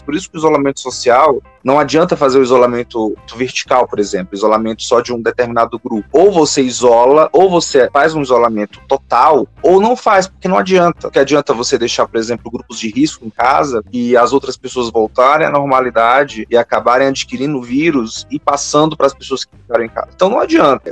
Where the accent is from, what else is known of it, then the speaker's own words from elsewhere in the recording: Fortaleza, Ceará, Brazil; moved away as an adult; now in Curitiba, Brazil; Eu sou de Fortaleza, terminei a minha graduação lá em psicologia e vim fazer um mestrado aqui e acabei permanecendo